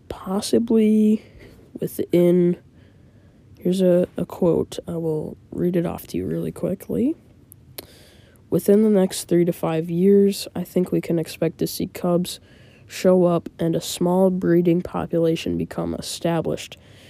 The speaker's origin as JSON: {"language": "English", "region": "Iowa", "country": "United States", "said": "I'm from Iowa."}